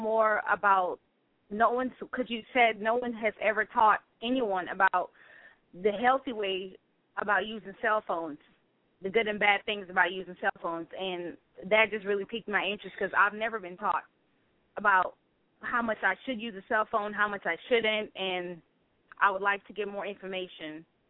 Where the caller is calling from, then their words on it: Atlanta, Georgia, United States; I'm calling from Atlanta, Georgia.